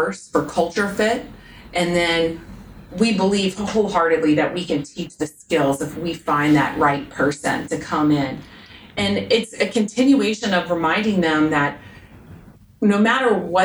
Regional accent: South Louisiana, United States; I grew up in South Louisiana

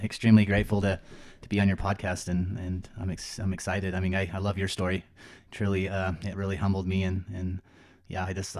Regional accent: Lehi, Utah, United States; So yeah, I grew up in Lehi, Utah. back then it was a small town.

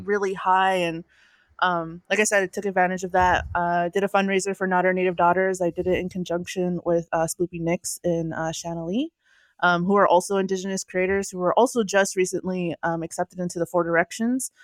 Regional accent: North Dakota, United States; now in California, United States; I'm from North Dakota, and I uh, am currently residing in California

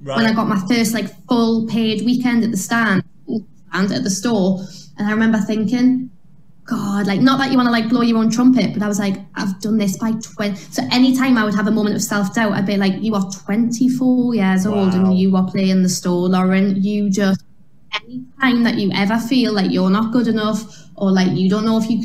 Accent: Newcastle upon Tyne, North East England, United Kingdom; I was a girl from Newcastle

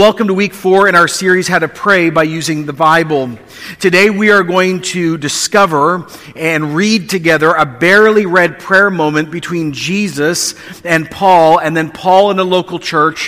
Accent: Canada

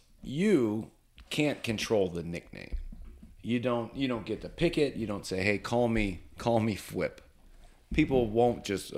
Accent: Lima, Ohio, United States; my hometown, Lima, Ohio.

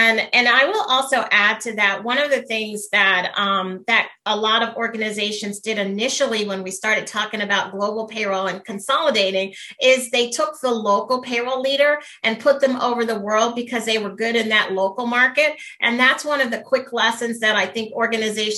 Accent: United States; Being American

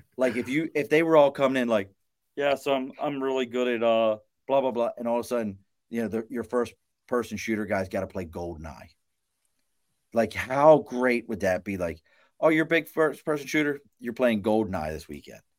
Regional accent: Baltimore, Maryland, United States; moved away; I, I grew up in Baltimore, dog. I'm from Baltimore originally

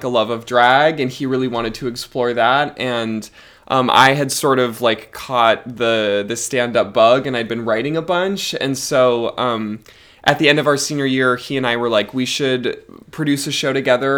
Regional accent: Fargo, North Dakota, United States; moved away; I'm originally from Fargo, North Dakota

